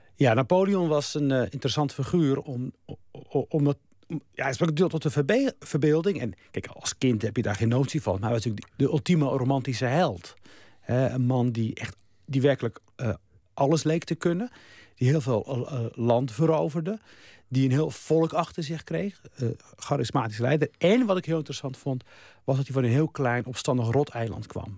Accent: Rotterdam, South Holland, Netherlands; also born or lived in Morocco; ik groeide op in Rotterdam

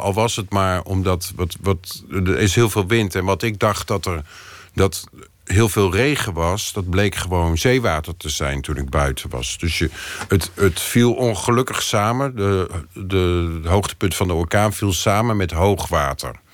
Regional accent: Netherlands; ik ben gewoon Nederlander

